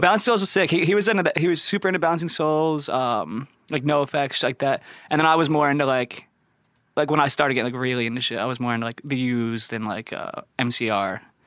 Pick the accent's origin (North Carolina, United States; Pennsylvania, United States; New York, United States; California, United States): Pennsylvania, United States; Philadelphia; from Philly and thirteen